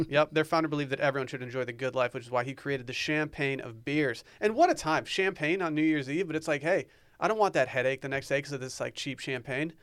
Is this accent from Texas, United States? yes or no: yes; Austin, Texas, United States; I'm from Austin, where we pronounce things wrong all the time